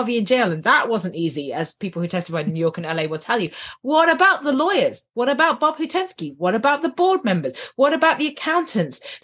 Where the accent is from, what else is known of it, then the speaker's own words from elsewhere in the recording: United Kingdom; I'm British